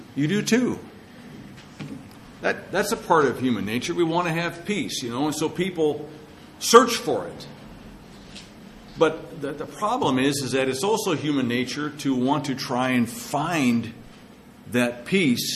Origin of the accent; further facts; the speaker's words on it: Madras, Oregon, United States; my hometown of Madras